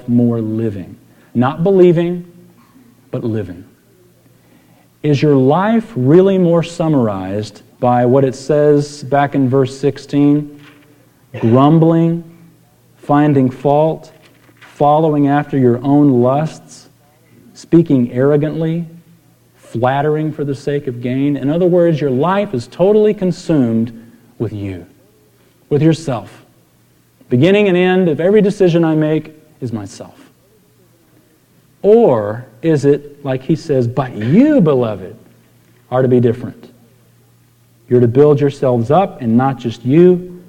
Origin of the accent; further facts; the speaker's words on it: San Antonio, Texas, United States; I grew up in San Antonio